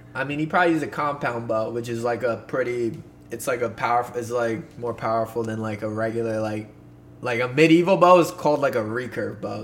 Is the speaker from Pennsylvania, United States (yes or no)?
yes; Poconos, Pennsylvania, United States; in the Poconos, my uh, my hometown, my stomping grounds.